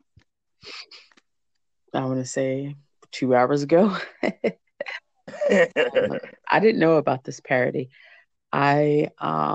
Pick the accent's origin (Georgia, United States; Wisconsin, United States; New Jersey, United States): New Jersey, United States; we're both from Jersey